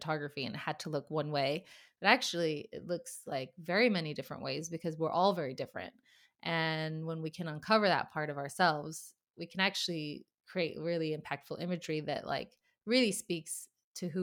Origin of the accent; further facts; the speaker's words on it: United States; now in Sweden; being an American in Sweden